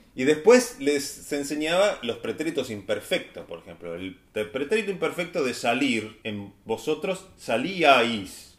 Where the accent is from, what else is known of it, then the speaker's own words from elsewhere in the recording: Argentina; nosotros como argentinos voceantes